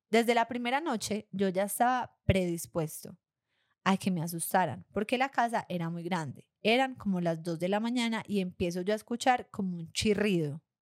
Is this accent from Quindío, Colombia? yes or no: yes; Armenia, Quindío, Colombia; also born or lived in Argentina; cuando llegué de Argentina viví un año en Armenia, mi ciudad de origen?